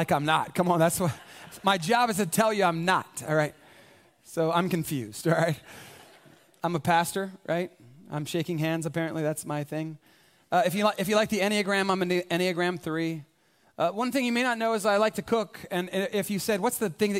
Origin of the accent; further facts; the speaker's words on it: San Antonio, Texas, United States; I was born specifically here in San Antonio, right? This is hometown USA for me